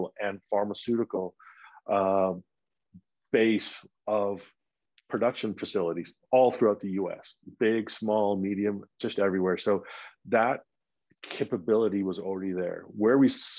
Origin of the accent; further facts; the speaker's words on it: Vancouver, British Columbia, Canada; moved away as an adult; now in Colorado, United States; I'm from Vancouver